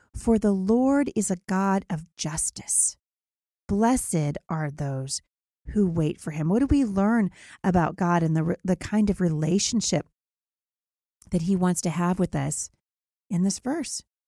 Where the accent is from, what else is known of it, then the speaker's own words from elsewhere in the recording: Vancouver, Washington, United States; here in my hometown of Vancouver, Washington